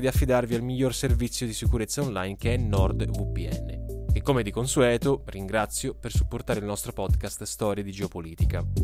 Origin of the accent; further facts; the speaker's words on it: Italy; dalle nostre parti in Italia